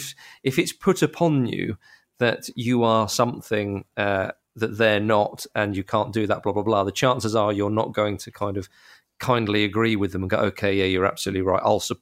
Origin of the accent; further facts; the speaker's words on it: Edinburgh, Scotland, United Kingdom; I grew up in Edinburgh, in Scotland, of course, and I always, my parents, all my family's English.